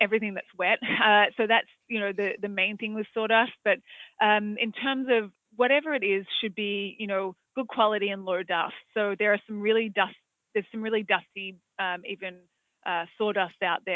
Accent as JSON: {"language": "English", "country": "Australia", "accent": "Australian", "moved": "yes", "said": "as you can probably tell from my accent, I'm from Australia"}